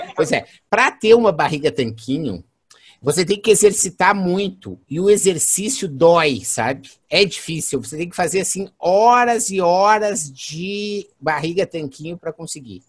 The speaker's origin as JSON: {"language": "Portuguese", "town": "Santa Maria", "region": "Rio Grande do Sul", "country": "Brazil", "said": "Não é gaúcho, com certeza, sou de Santa Maria"}